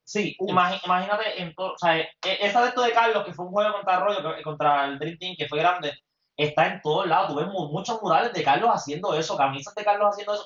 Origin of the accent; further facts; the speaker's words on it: Mayagüez, Puerto Rico; soy de Mayagüez también